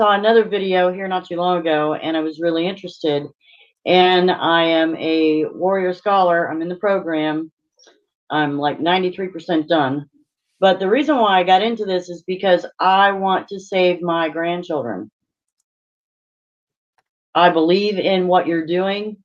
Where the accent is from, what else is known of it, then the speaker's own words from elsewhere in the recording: Franklin, Pennsylvania, United States; I'm from Franklin, Pennsylvania